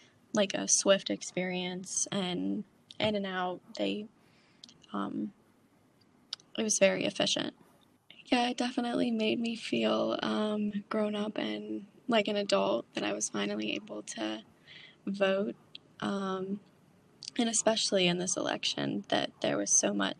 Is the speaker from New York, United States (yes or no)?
no; Frostburg, Maryland, United States; I'm from Frostburg, Maryland, and I am a senior at Mountain Ridge High School.